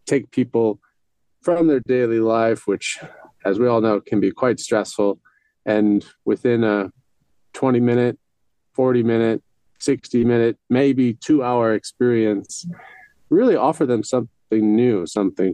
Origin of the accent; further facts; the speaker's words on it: New York City, New York, United States; I grew up in New York City, pretty disconnected from nature